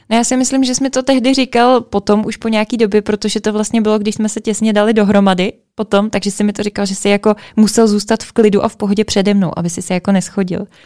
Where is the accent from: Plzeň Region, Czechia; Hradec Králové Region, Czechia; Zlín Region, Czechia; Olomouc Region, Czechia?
Plzeň Region, Czechia; Plzeň; my jsme z Plzně